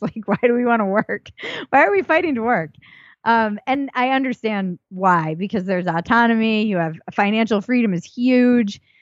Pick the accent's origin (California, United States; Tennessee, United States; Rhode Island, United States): Rhode Island, United States; Newport; I come from Newport, Rhode Island